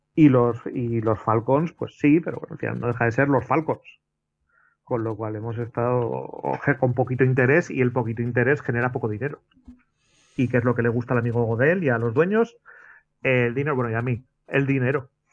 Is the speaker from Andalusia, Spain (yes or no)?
no; Basque Country, Spain; yo como vasco